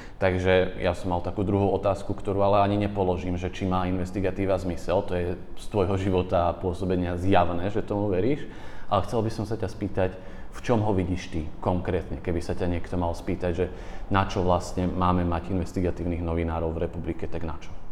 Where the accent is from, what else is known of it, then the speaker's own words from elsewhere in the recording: Orava, Žilina Region, Slovakia; moved away as an adult; also born or lived in Bratislava; ja som z Oravy